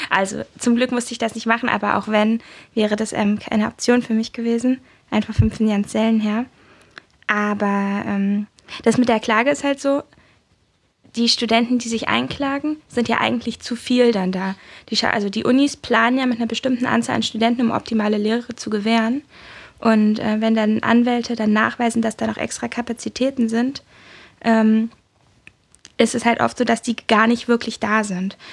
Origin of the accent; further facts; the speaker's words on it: Berlin, Germany; Ich komme aus Berlin